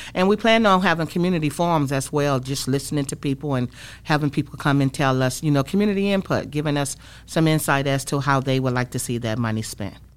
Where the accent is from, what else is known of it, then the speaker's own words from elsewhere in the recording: Saginaw, Michigan, United States; moved away as an adult; I grew up in Saginaw, Michigan, born and raised